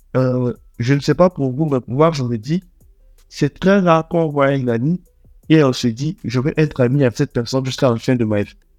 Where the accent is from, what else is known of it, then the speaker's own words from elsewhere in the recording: Abidjan, Côte d’Ivoire; also born or lived in Togo / Lomé; je suis togolais. Je suis né à Abidjan. J'ai toujours vécu à Abidjan